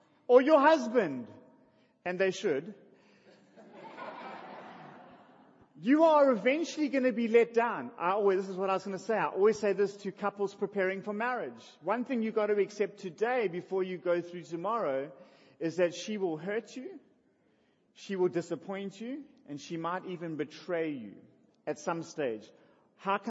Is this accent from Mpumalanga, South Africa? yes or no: no; Durban, KwaZulu-Natal, South Africa; I was born in Russell Street. I grew up in Albert Park